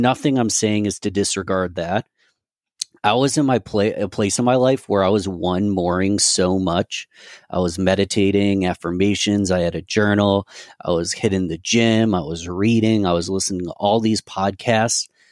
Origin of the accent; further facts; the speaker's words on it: Rochester, New York, United States; my hometown of Rochester, New York